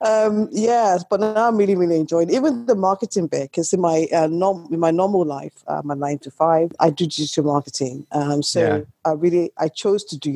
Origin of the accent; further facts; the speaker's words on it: Nigeria; now in United Kingdom; Born in Nigeria, I've been in this country for a very, very long time now